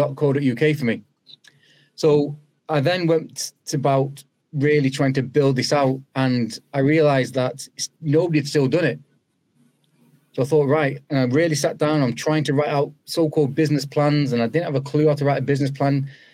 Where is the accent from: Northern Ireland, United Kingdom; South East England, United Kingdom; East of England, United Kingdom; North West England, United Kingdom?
North West England, United Kingdom; Old Trafford; also born or lived in Moss Side, Manchester; Moss Side was where I was born, and then spent the formative years all in Old Trafford